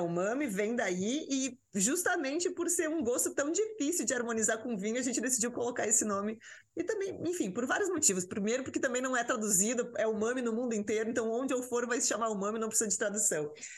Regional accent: the South, southern Brazil, Brazil; moved away as an adult; now in São Paulo, Brazil; eu sou do Sul

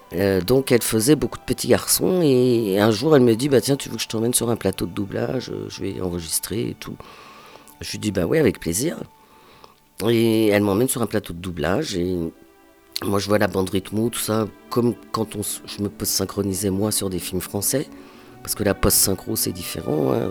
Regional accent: Pantin, Île-de-France, France; accent: Parisian; je suis né à Pantin

